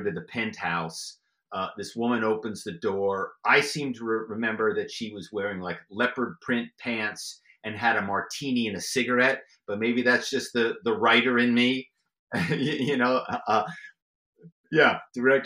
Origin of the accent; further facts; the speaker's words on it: Philadelphia, Pennsylvania, United States; I grew up in the Philadelphia area